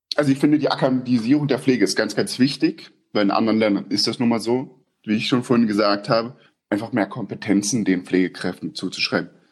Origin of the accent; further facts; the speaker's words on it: eastern Germany, Germany; moved away as an adult; now in Austria; Bei uns im Osten